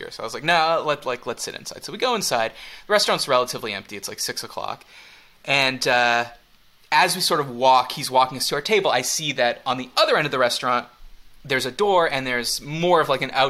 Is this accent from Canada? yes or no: yes; Canada; I'm Canadian. I'm fine in short sleeves.